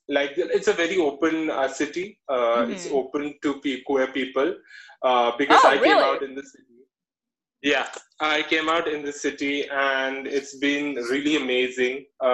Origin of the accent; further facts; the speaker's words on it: Kerala, India; moved away as an adult; also born or lived in Hyderabad; now in Bangalore, India; So I'm basically from Kerala. It's the southernmost part of India. It's a land where there's coconut trees. We are known for fishes. We are known for banana chips.